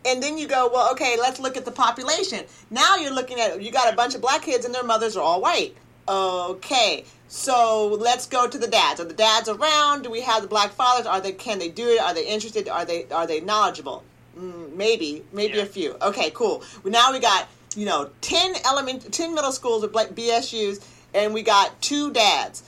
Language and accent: English; Oregon, United States; also born or lived in Central America; as a mother and as growing up in Oregon